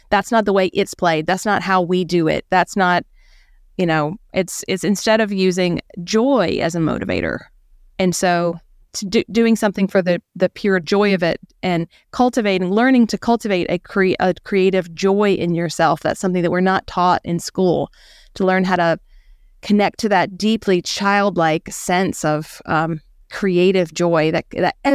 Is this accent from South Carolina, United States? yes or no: yes; rural South Carolina, United States; we had this historic home in rural south carolina